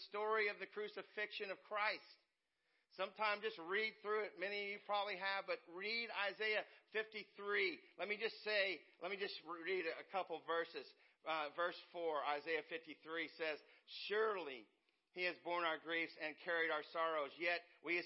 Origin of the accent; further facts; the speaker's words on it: West Virginia, United States; now in Indiana, United States; I'm a West Virginia boy. I grew up in West Virginia. And I'm in Indiana. I've been in Indiana most of my life now.